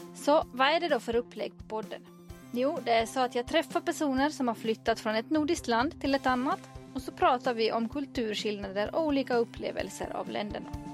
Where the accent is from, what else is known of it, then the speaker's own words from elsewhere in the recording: Finland; now in Sweden; Jag kommer från Finland, bor i Sverige